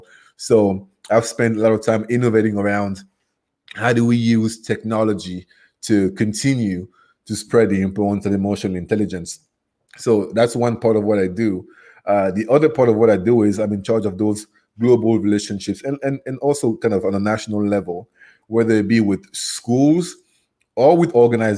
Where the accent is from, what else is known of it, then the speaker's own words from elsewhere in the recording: Cameroon; accent: Cameroonian; first language French; English is a second language; moved away as an adult; now in United States; my accent is from Cameroon, which is geographically in West Africa. So my first language is French, and I moved to the U.S. in 2008